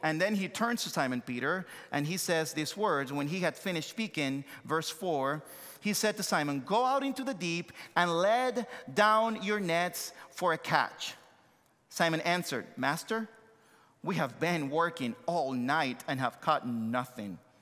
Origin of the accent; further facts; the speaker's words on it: Santo Domingo, Distrito Nacional, Dominican Republic; accent: thick accent; English is a second language; moved away as an adult; also born or lived in United States / Joliet, Illinois; born and raised in Santo Domingo, Dominican Republic, came to the States, uh, uh, many years ago